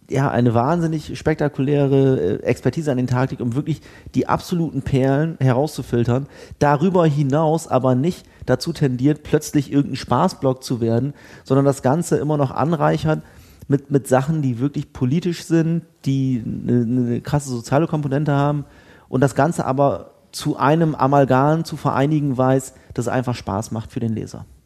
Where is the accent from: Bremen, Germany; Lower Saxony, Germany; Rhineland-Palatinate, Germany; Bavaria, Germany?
Bremen, Germany; ich bin ja Bremer.